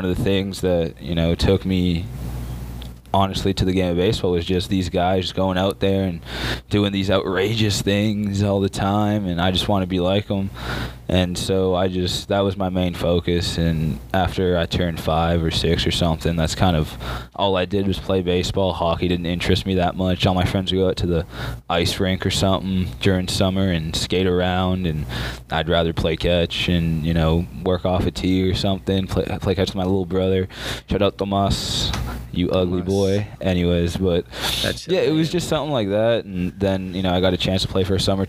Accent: Scarborough, Ontario, Canada; moved away as an adult; also born or lived in Ajax, Ontario / Warner, Oklahoma; I was born in Scarborough, Ontario, Canada.

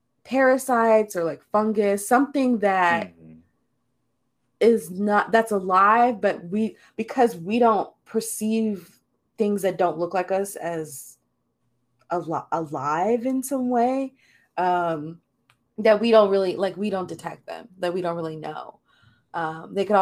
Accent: United States; we as American citizens

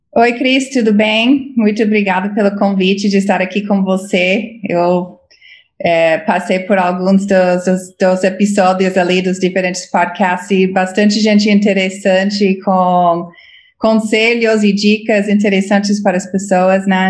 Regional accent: United States; Portuguese is a second language; moved away as an adult; now in Brazil; eu sou americana, cresci nos Estados Unidos

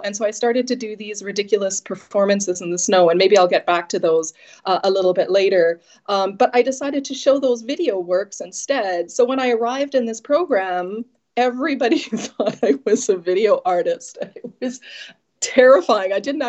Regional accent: Saskatoon, Saskatchewan, Canada; When I say that I'm from Saskatoon, Saskatchewan, people usually say, is that a real place?

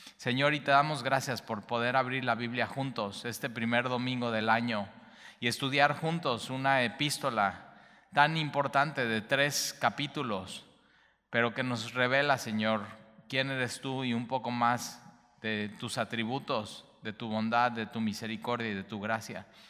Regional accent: Veracruz, Mexico; como jarochos

